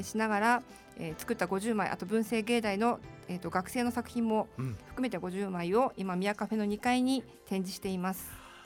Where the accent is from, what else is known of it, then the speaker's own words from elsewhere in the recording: Utsunomiya, Tochigi, Japan; 私地元大好きで多分ずっと死ぬまでここにいると思います